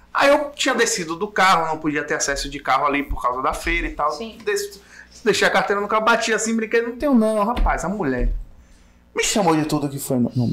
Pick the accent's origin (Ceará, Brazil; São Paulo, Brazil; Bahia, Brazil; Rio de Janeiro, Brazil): Bahia, Brazil; Muritiba; eu morei a vida toda em Muritiba, nasci e cresci lá